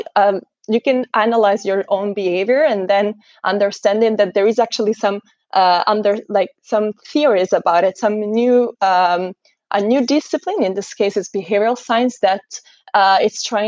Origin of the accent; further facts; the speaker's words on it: Italy; moved away as an adult; also born or lived in Scotland; I'm actually from Italy